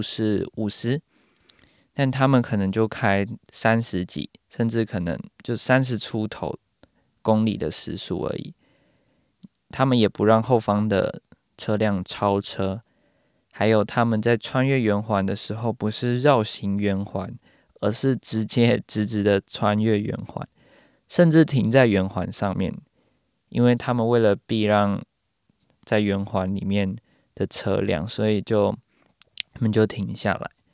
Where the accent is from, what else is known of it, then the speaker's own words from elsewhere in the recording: Taiwan; now in New Zealand; 身为台湾人住在纽西兰的我